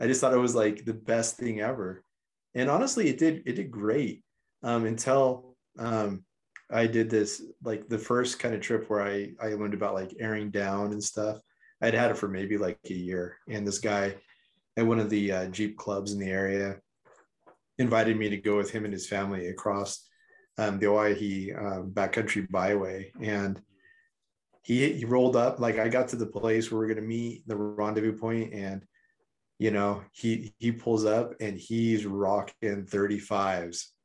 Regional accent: rural Idaho and Eastern Oregon, United States; I grew up in, um, rural Idaho and Eastern Oregon

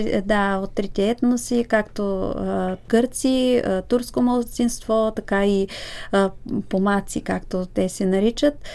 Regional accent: Bulgaria; аз като българка

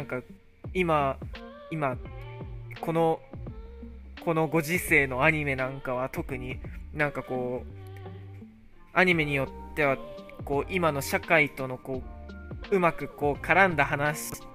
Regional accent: Japan; now in United States; 自分、日本人だけど

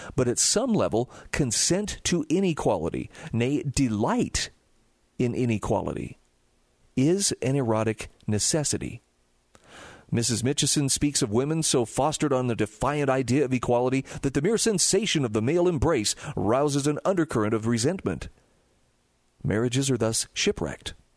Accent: Utah, United States; my home state of Utah

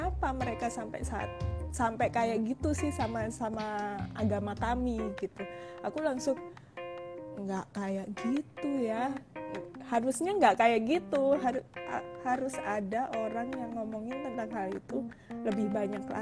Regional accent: Surabaya, East Java, Indonesia; kebetulan memang aku memang uh, gedenya di Surabaya gitu jadi kayak aku tahu itu gereja

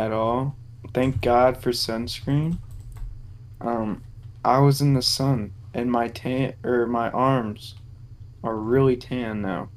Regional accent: United States; As an American

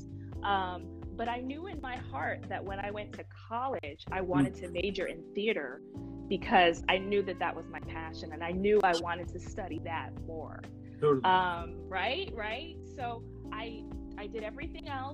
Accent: New Jersey, United States; I'm from New York, New Jersey, born and raised in New Jersey, East Coast

